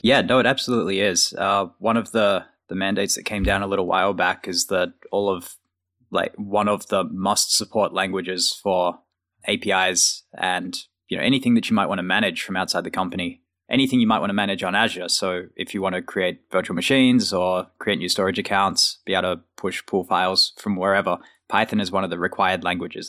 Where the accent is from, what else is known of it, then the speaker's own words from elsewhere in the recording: Australia; moved away as an adult; now in United States; being an Australian working at Microsoft in the U S.